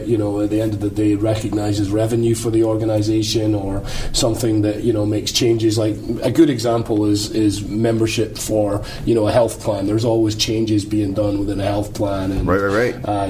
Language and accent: English; United Kingdom; now in Pittsburgh, United States; I'm British